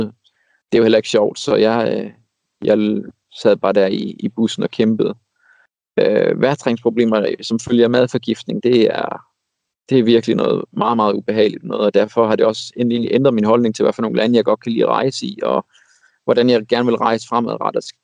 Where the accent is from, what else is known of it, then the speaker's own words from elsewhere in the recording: Denmark; som dansker